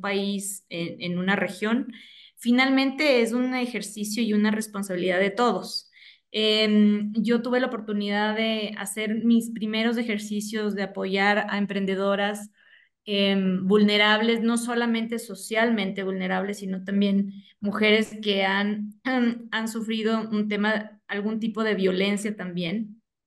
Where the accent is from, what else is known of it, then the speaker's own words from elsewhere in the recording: Ecuador; yo vivo en Ecuador, soy orgullosamente ecuatoriana